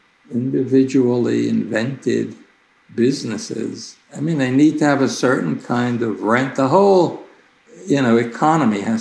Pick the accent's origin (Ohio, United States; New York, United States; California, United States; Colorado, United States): New York, United States; New York City; I grew up in Brooklyn